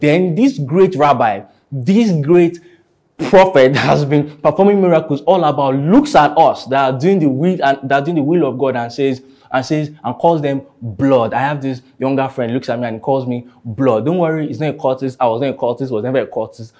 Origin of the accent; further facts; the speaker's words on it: Ilorin, Kwara, Nigeria; now in Lagos, Nigeria; I grew up in Ilorin